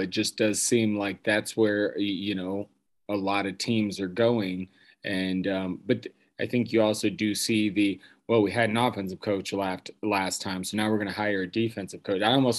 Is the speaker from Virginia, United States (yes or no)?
no; Denver, Colorado, United States; And as them being my hometown team